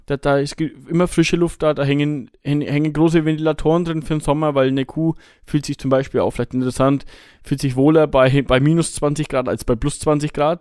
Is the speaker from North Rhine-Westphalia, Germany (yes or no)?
no; Bavaria, Germany; bei uns in Bayern